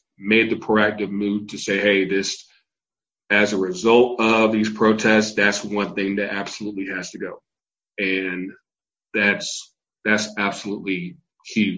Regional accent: Virginia, United States; also born or lived in North Carolina; now in Atlanta, United States; I was born in North Carolina. I was raised in Virginia. I live in Atlanta, all states of the Confederacy

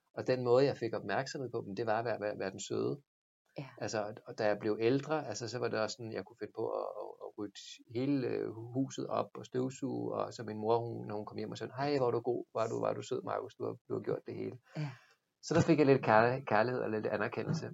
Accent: Stevns, Zealand, Denmark; Jeg voksede op Ja. på Stevns

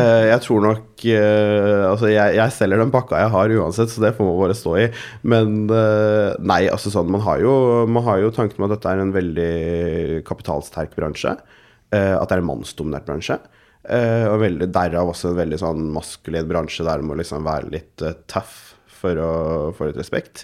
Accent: Oslo, Norway; jeg har vokst opp på Golia

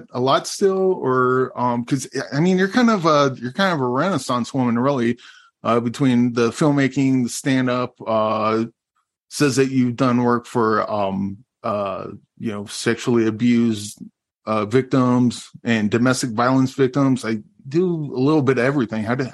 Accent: United States; growing up in America

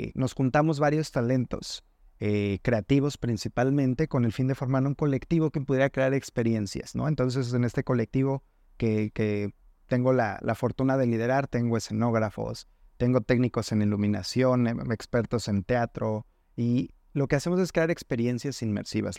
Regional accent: Mexico City, Mexico; moved away as an adult; now in Guadalajara, Mexico; Yo soy originario de la Ciudad de México

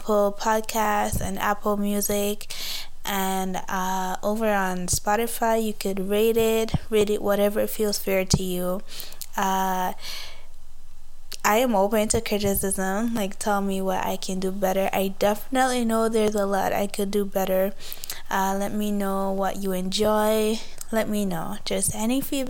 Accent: Jamaica; moved away as an adult; now in Canada; I am a Jamaican born and raised, but I've been here in Canada for like 3 years

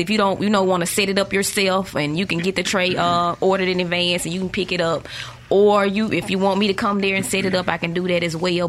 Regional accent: Jackson, Mississippi, United States; But we moved up here when I was about fourth grade, so I consider myself a Jacksonian. So I went to school up here, graduated from Murrah High School.

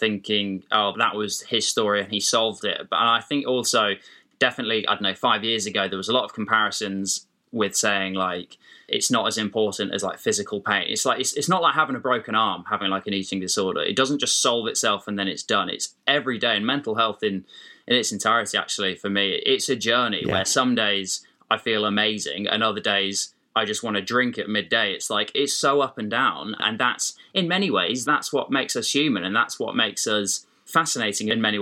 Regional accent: Dorset, South West England, United Kingdom; where I grew up in Dorset

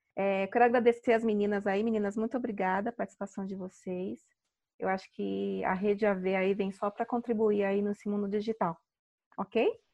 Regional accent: São Paulo, Brazil; sou aqui de São Paulo

